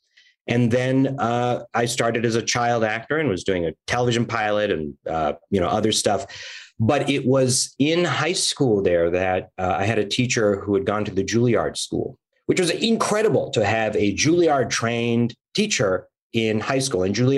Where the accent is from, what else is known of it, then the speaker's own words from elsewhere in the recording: San Francisco Bay Area, California, United States; also born or lived in Oakland / Berkeley / Dallas, Texas / New York; now in Los Angeles, United States; I'm originally from the Bay Area, San Francisco. I'm a proud Californian.